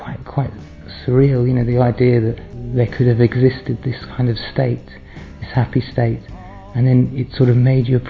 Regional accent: London, United Kingdom; I'm from South London.

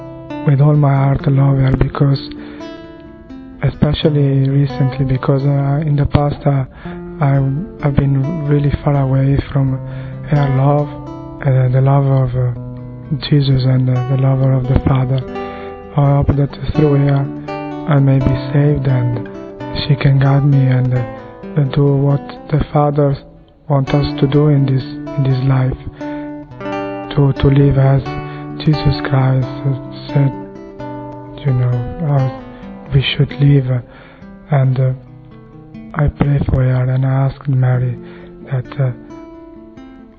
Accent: Italy; I'm from Italy and I'm 28 years old

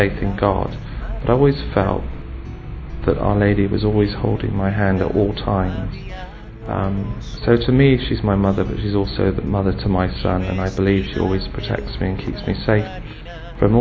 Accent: England, United Kingdom; I'm from England

